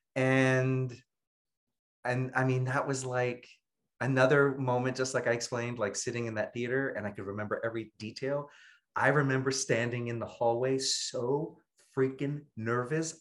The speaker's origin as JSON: {"language": "English", "town": "New York City", "region": "New York", "country": "United States", "tie": "born or raised there", "said": "I'm born and raised in Brooklyn, New York"}